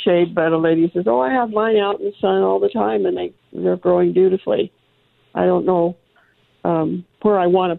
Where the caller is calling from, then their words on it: Placerville, California, United States; also born or lived in San Diego; Good morning. I'm calling you from Placerville, California, again.